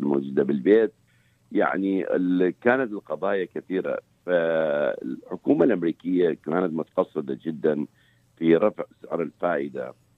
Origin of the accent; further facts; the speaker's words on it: Iraq; moved away as an adult; now in United States; احنا كعراقيين